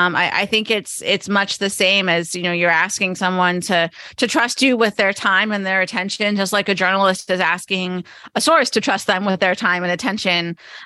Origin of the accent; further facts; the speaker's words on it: Pottsville, Pennsylvania, United States; I did. I grew up in Eastern Pennsylvania, a town called Pottsville, which is where they brew Yingling beer